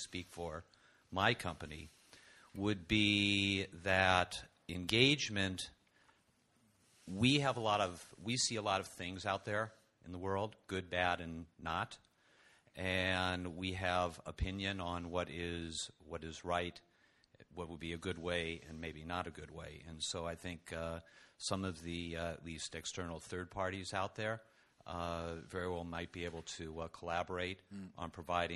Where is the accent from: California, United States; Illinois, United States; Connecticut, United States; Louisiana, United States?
California, United States; I'm from California